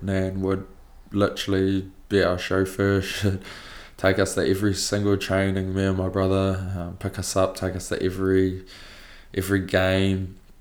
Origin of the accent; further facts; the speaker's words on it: Napier, Hawke's Bay, New Zealand; so I'm from Napier, Hawke's Bay